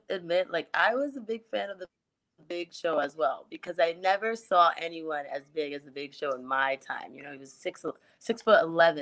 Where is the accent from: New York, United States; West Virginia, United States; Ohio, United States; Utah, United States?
New York, United States; New York City; I grew up in New York, Bronx, my background